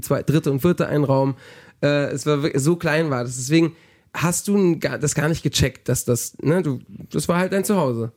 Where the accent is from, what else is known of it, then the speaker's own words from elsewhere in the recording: Palma, Balearic Islands, Spain; now in Germany; ich bin im Urlaubsort aufgewachsen